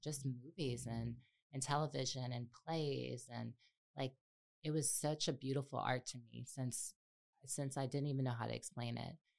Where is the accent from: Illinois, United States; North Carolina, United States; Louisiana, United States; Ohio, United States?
Louisiana, United States; New Orleans; I'm from New Orleans